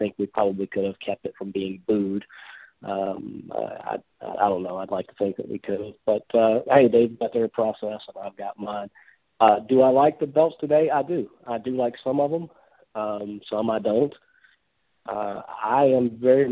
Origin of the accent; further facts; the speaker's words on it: Memphis, Tennessee, United States; I grew up just outside of Memphis, Tennessee, so kind of one of the hotbeds in the country for wrestling